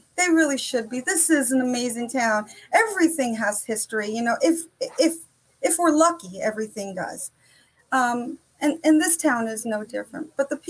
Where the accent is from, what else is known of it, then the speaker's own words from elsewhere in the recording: Italy; moved away as an adult; now in United States; I came here. I was born and raised in Italy. My father was in the service. We retired in New Jersey when I was 18 years old.